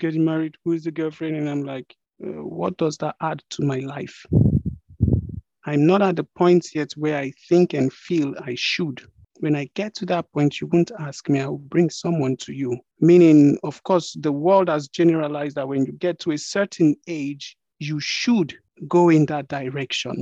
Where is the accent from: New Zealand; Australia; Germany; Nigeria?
Nigeria; I am a Nigerian, meaning you can identify me with the geographical location of Nigeria